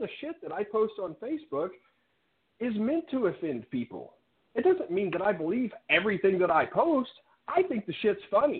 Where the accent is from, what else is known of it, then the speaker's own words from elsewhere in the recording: Mayflower, United States; I grew up over there in Mayflower, and all the kids were either Baptist, Methodist, Church of Christ, or Pentecostal.